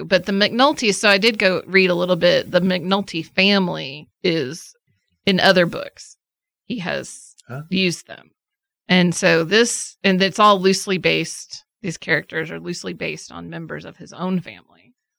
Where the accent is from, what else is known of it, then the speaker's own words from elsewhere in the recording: Scotland, United Kingdom; It's a very Scottish voice. I'm Scottish.